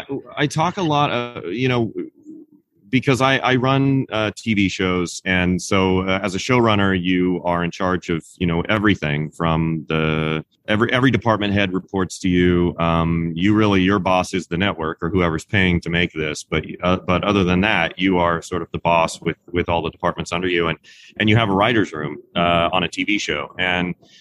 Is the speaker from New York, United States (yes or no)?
no; Kansas, United States; moved away as an adult; also born or lived in Los Angeles, California; now in Sherman Oaks, United States; I grew up in Kansas, in a small town in Kansas, and then I moved to Los Angeles after I graduated from college.